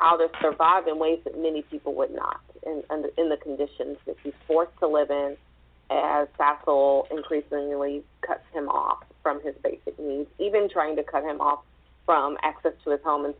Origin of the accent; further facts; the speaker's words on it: the South, United States; being a Southerner myself